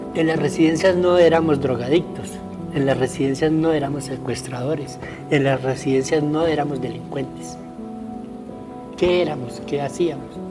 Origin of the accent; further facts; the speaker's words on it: Tunja, Boyacá, Colombia; moved away; yo soy de Tunja, bachiller del año 77